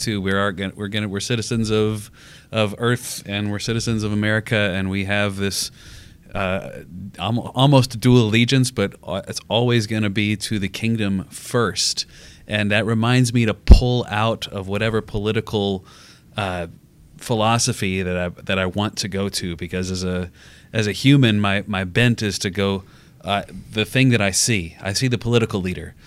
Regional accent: United States; as an American

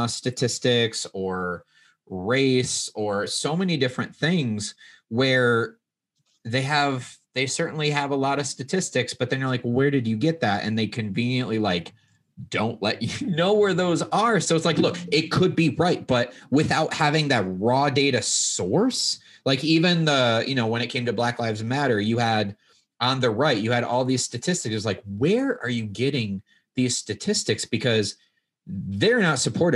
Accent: Midwest, United States; I grew up in the Midwest

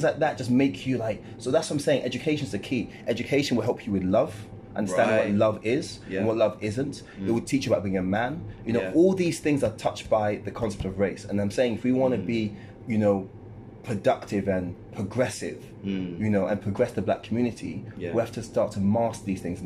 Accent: Ghana; moved away; I'm a Ghanaian

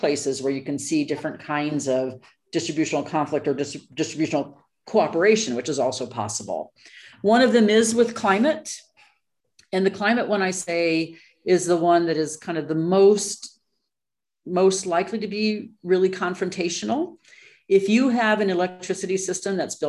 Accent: United States; moved away as an adult; also born or lived in Colorado / New Mexico / Waterloo, Canada; now in London, United Kingdom; I am an American and do research in Brazil

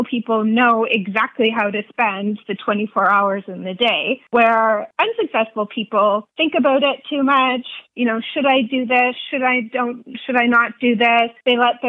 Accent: Canada; also born or lived in Nashville, Tennessee; I'm Canadian

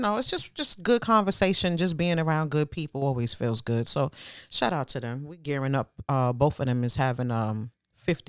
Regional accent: New York City, New York, United States; We grew up in Flatbush together

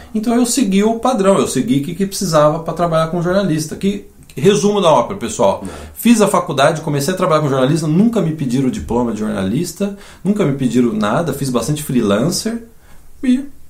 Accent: Campinas, São Paulo, Brazil; moved away as an adult; also born or lived in São João da Boa Vista, Brazil; now in Canada; logo que eu nasci, eu fui para Campinas com meu pai

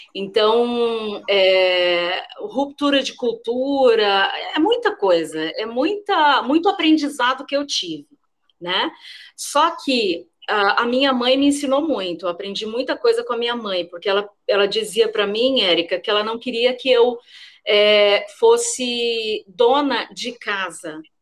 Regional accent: Paraná, Brazil; moved away; no Paraná, né, onde, de onde eu sou, de onde eu vim

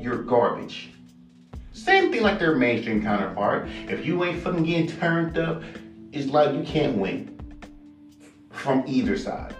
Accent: West Coast, United States; I'm from the fucking West Coast

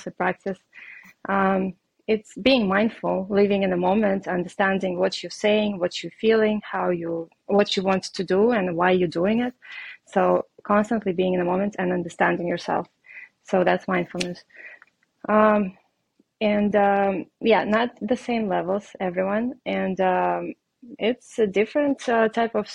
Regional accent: Russia; English is a second language; moved away; I am Russian. I have an accent and it's obvious. So I moved here from Russia

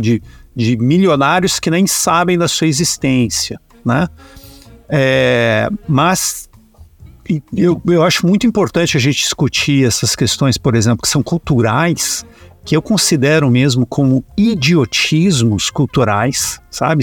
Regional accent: Brazil; enquanto brasileiros

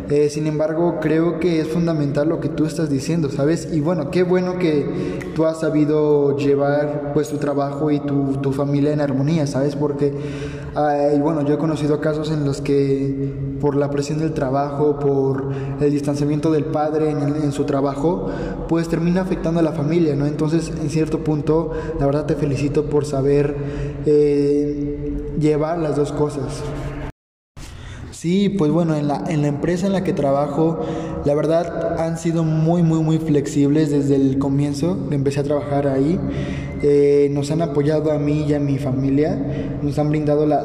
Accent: Mexico; now in United States; bueno, solamente la vez que nos mudamos de México para Estados Unidos, pero no nos hemos mudado ni a otro estado ni nada así.

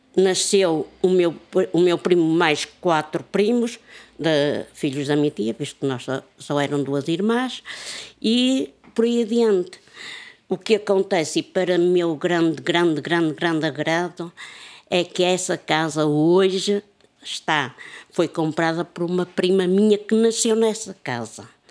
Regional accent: Porto, Norte, Portugal; moved away; eu já saí de Miragaia há 40 e tal anos

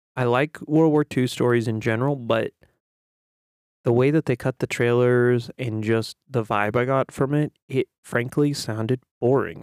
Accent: United States; as an American

